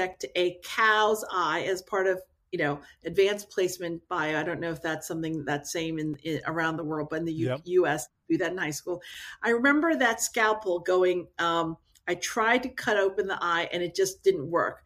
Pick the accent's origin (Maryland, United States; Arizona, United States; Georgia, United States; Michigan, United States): Maryland, United States; also born or lived in South Korea; I grew up in the Maryland area